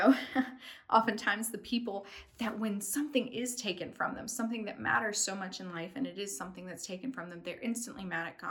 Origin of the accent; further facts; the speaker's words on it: East Tennessee, United States; moved away; also born or lived in London; I'm from East Tennessee. And so we, like everybody has a little garden in their backyard. And so we grew like squash and zucchini